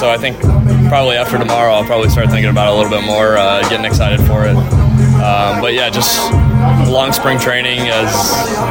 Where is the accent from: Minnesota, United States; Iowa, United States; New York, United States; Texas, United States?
Iowa, United States; Cedar Rapids; Their low A team was in my hometown of Cedar Rapids